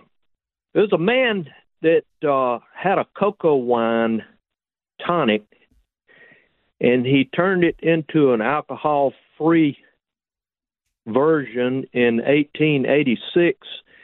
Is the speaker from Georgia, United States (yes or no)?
yes; Leesburg, Georgia, United States; I'm from Leesburg, too.